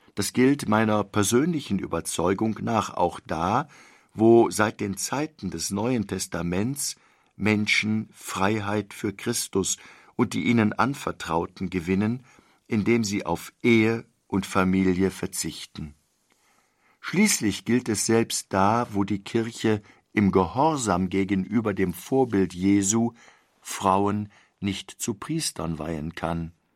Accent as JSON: {"language": "German", "country": "Germany", "said": "wir als Deutsche leben"}